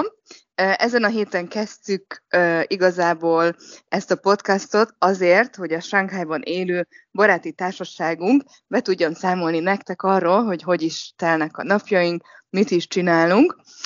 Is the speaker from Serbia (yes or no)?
no; Hungary; now in Shanghai, China; mindannyian magyarok vagyunk